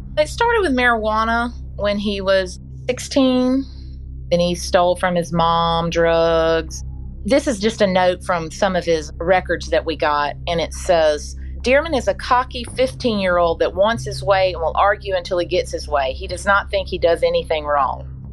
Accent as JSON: {"language": "English", "town": "Mobile", "region": "Alabama", "country": "United States", "tie": "born or raised there", "said": "I was born and raised here in Mobile"}